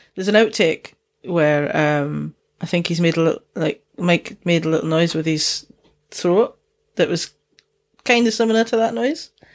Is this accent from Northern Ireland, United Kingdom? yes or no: no; Dundee, Scotland, United Kingdom; accent: Dundonian mixed with Geordie; also born or lived in Newcastle upon Tyne; Dundonian accent, which is, uh, where I'm from